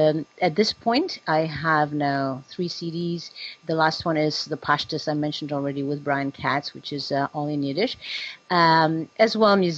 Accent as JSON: {"language": "English", "region": "Prague", "country": "Czechia", "moved": "yes", "said": "I'm Czech. I'm from Prague, and my background actually is musical theater, where I was a child star"}